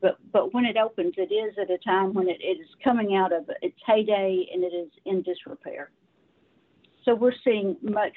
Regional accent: Arkansas, United States; I was raised in the South. I'm a Southern girl.

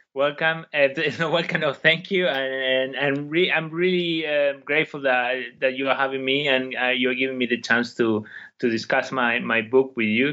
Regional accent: Argentina; moved away as an adult; now in United Kingdom; I come from Argentina

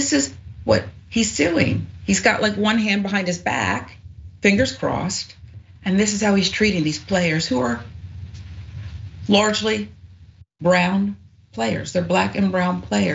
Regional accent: right outside of Philly, Pennsylvania, United States; I grew up right outside of Philly, so Eagles

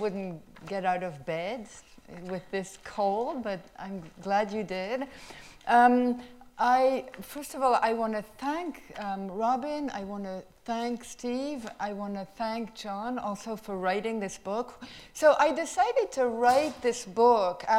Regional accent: France; moved away; I came from France

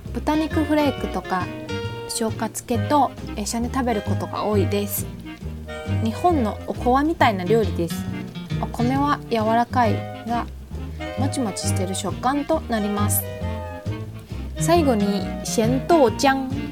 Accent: Tainan, Taiwan; 私の地元愛で、えー、台南特有の朝ごはん

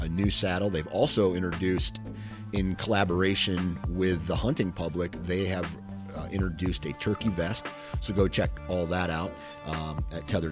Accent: Midwest, United States; I'm from the Midwest

